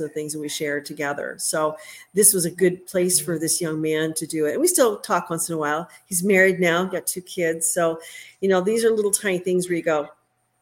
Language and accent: English; Oak Brook, Illinois, United States; moved away; also born or lived in Green Bay, Wisconsin; my hometown of Oak Brook